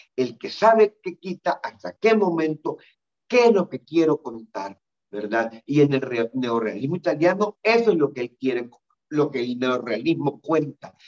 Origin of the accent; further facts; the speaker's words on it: El Salvador; lo que me está pasando en mi país